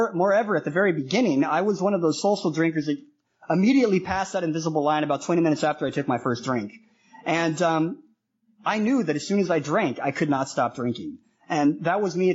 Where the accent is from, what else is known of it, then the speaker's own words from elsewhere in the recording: Denver, Colorado, United States; moved away as an adult; also born or lived in Manila, Philippines; now in Toronto, Canada; I grew up in Denver, Colorado